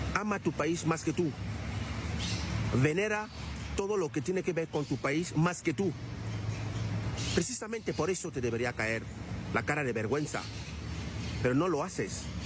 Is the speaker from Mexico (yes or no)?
no; Cameroon; now in Spain; Soy camerunés